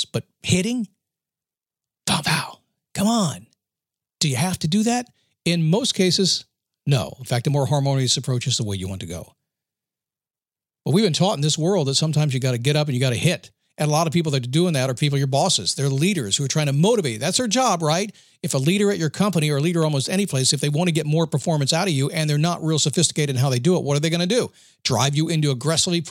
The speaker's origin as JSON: {"language": "English", "town": "Manassas", "region": "Virginia", "country": "United States", "tie": "born or raised there", "said": "I grew up in Manassas, Virginia"}